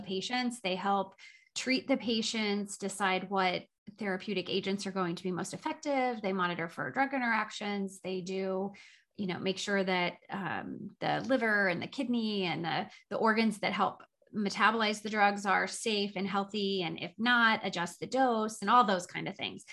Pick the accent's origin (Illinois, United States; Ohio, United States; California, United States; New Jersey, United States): Illinois, United States; Southern; now in Doylestown, United States; I grew up in Southern Illinois in a little teeny tiny town of about 3,000 people that was a farming community.